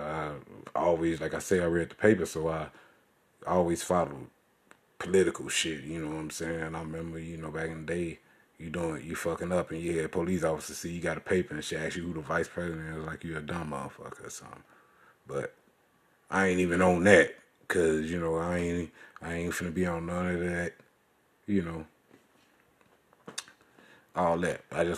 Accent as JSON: {"language": "English", "town": "Chicago", "region": "Illinois", "country": "United States", "said": "I'm from Chicago"}